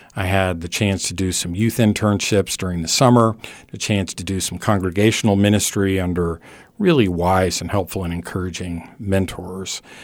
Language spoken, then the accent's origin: English; California, United States; now in Abilene, Texas, United States; I grew up in California